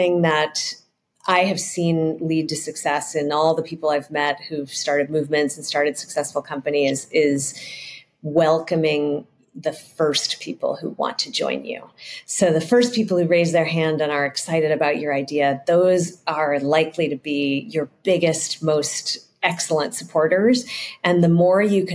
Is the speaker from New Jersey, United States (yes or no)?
no; San Francisco, California, United States; I grew up in San Francisco where it's very hilly